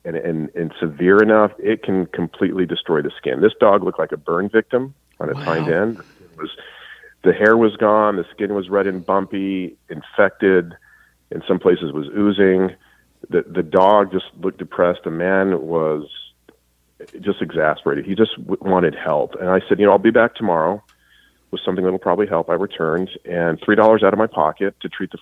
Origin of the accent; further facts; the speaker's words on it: New Mexico, United States; moved away as an adult; also born or lived in Colorado / San Diego; now in Los Angeles, United States; I grew up in New Mexico in the high desert